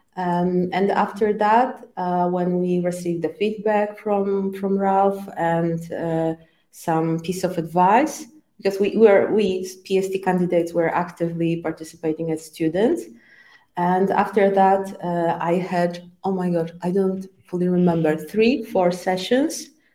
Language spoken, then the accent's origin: English; Poland; first language Polish; English is a second language; I was born in Poland and I, I am still living in, in Poland.